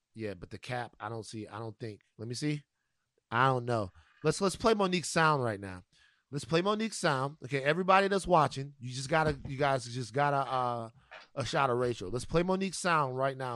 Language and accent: English; Louisiana, United States; the Mardi Gras situation, um, that goes on, go, goes on in my home state